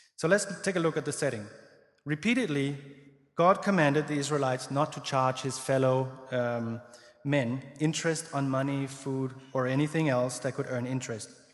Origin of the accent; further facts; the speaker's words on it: Denmark; I grew up in Denmark, as I mentioned. Well, I mentioned I was Danish